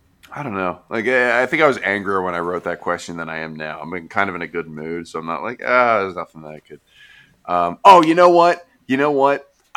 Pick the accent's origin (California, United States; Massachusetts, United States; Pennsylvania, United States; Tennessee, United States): Pennsylvania, United States; Bethlehem; Like, I'm from Bethlehem and we fight.